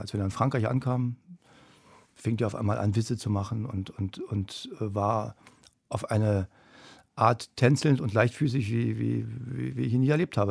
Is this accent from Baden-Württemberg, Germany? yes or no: no; Berlin, Germany; ich bin in Karlshorst groß geworden